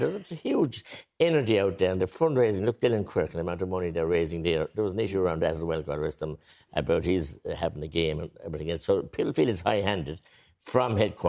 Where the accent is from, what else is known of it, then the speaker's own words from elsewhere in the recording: Tipperary, Munster, Ireland; I'm from Tipperary